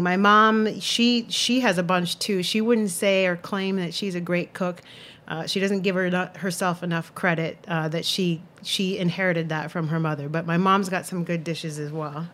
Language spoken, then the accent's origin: English; Santa Cruz, California, United States; now in New York City, United States; I grew up in Santa Cruz, California, little beach town in Northern California in the Monterey Bay.